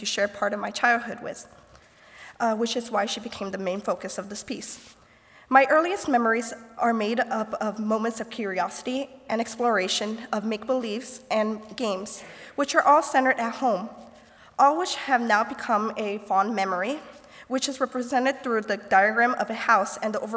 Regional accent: Goshen, Indiana, United States; I am from Goshen, Indiana

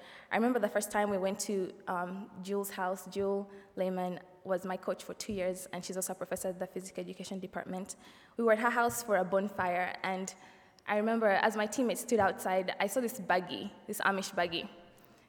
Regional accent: Kampala, Central Region, Uganda; moved away as an adult; now in Goshen, United States; I'm from Kampala, Uganda

